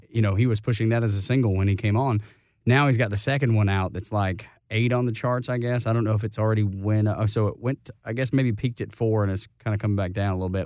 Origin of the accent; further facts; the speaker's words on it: Dalton, Georgia, United States; my hometown of Dalton, Georgia.